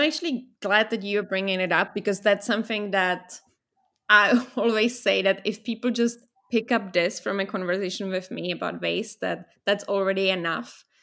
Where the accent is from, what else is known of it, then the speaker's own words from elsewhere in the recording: Vienna, Austria; moved away; also born or lived in Czech Republic; I was born in a Czech Republic, and then I got lucky because I got to move to Austria, to Vienna, f, to live with my father